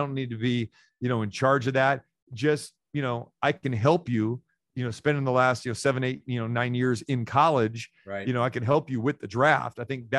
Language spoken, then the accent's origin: English; Sacramento, California, United States; moved away; also born or lived in Green Bay; we had a Northern California connection. I was from Sacramento.